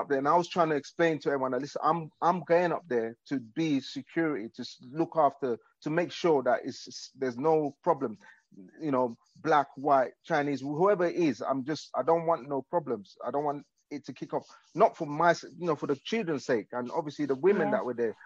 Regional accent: London, United Kingdom; my hometown, you know, London, my hometown

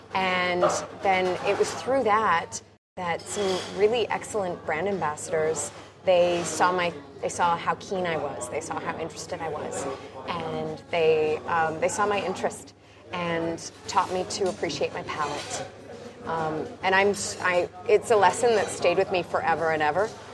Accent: Canada; I'm a Canadian with Scottish roots.

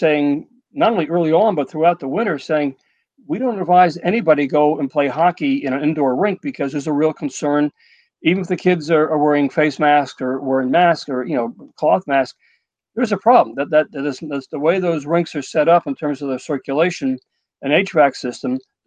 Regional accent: Edgemont, New York, United States; I did go to Edgemont High School. I grew up in Edgemont.

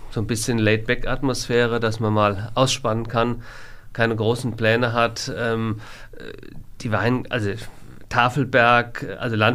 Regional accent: Frankfurt, Hesse, Germany; born there; also born or lived in Koblenz; now in Wiesbaden, Germany; Eintracht Frankfurt, ich bin in Frankfurt geboren, war schon immer ähm, Eintracht-Fan, war, da ich lange in Koblenz gewohnt habe, dann Rheinland-Pfalz, war Kaiserslautern, die spielen jetzt oben nicht mehr so mit. Jetzt bin ich nach Wiesbaden gezogen

